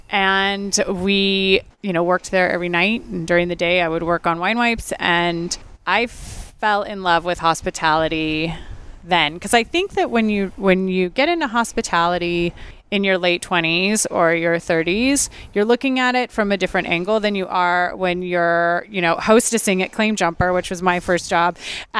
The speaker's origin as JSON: {"language": "English", "town": "Ontario", "region": "California", "country": "United States", "tie": "born or raised there", "also_born_or_lived": "Rancho Cucamonga / Upland / London", "moved": "as an adult", "said": "I grew up in the Inland Empire in Ontario"}